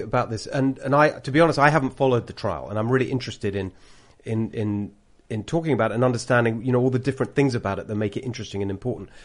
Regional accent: United Kingdom; accent: British; moved away as an adult; now in California, United States; I've got a British accent

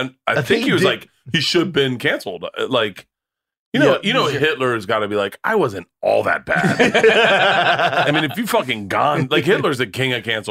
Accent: Florida, United States; moved away as an adult; I grew up in Florida

